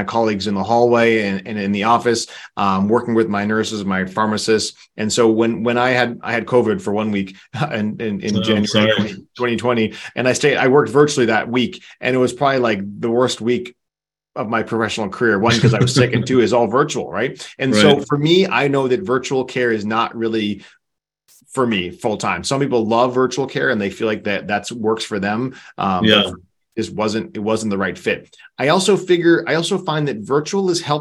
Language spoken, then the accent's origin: English; East Coast, United States; now in Southern California, United States; I'm from the East Coast myself too